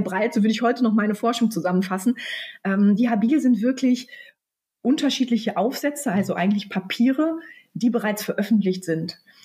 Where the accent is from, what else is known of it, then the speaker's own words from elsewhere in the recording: near Münster, North Rhine-Westphalia, Germany; also born or lived in London; ich komme tatsächlich aus der Nähe von Münster, also ähm, aus dem Kreis Großfeld, also ein Stück weg, so 20 Minuten von Münster.